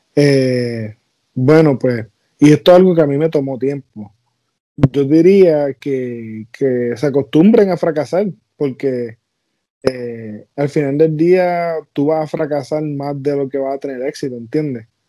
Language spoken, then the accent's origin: Spanish; Puerto Rico; now in United States; yo soy un boricua